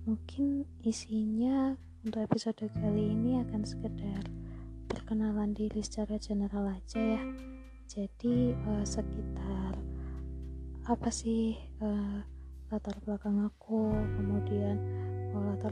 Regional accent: Banyuwangi, East Java, Indonesia; also born or lived in Malang / Jombang; Banyuwangi karena kebetulan orang tua aku tinggal di sana jadi aku uh, eh, SD juga di Banyuwangi tapi aku lahir aslinya di kota Malang untuk SMP aku sekolah di salah satu pondok pesantren di Jombang

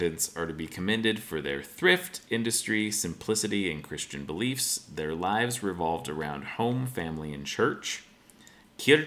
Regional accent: Spokane, Washington, United States; growing up in Spokane and spending summers down there in rural America

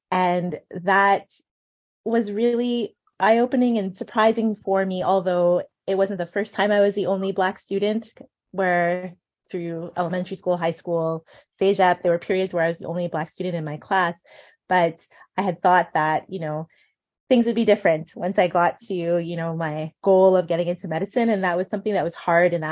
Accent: Ghana; being Ghanaian, um, we have our aunties and uncles who also, you know, adopt us, who are our family friends, but become aunties and uncles

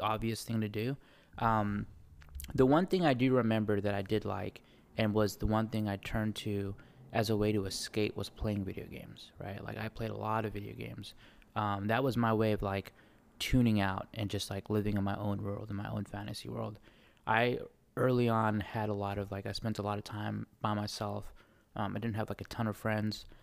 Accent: Bay Area, California, United States; accent: New Zealand; also born or lived in New Zealand; I grew up in the Bay Area, um, very diverse, I'm lucky to have grown up there

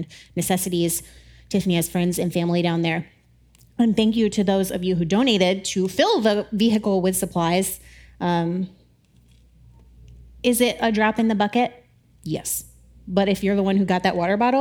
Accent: the South, United States; I grew up in the South

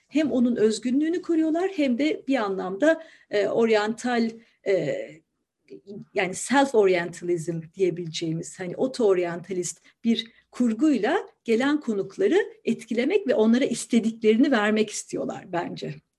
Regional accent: Ankara, Turkey; moved away as an adult; now in Istanbul, Turkey; Ankaralıyım ben. Dolayısıyla İstanbul'u hani çocukluğumdan biliyorum diyemem.

